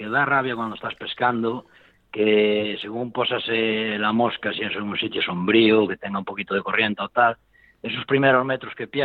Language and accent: Spanish; Ourense, Galicia, Spain; Sí, que yo soy de aquí, de Orense, de Galicia.